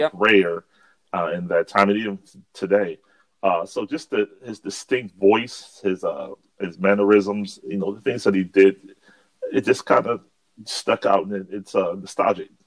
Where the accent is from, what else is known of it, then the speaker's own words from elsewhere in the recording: Akron, Ohio, United States; born and raised in Akron, Ohio